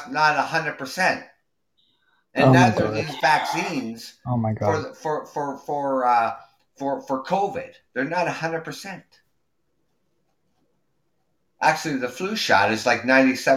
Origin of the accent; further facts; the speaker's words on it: Canada; I'm from Canada